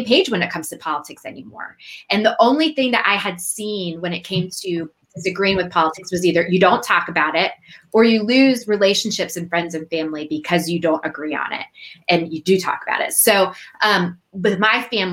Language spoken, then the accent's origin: English; United States; I grew up just outside Washington, D.C.